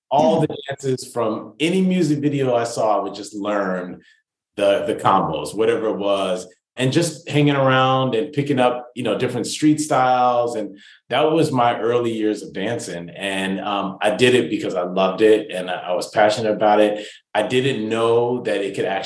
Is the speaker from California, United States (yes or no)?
yes; Rancho Cucamonga, California, United States; I was raised in Rancho Cucamonga